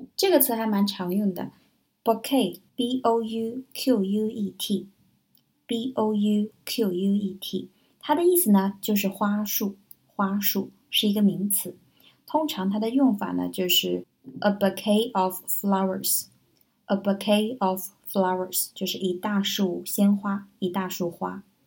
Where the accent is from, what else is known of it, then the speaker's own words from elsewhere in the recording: China; 我们中国人就更含蓄了